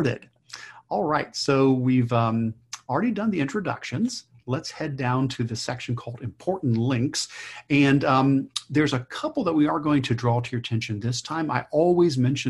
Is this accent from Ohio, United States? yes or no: yes; Ohio, United States; Stephanie and I are both from Ohio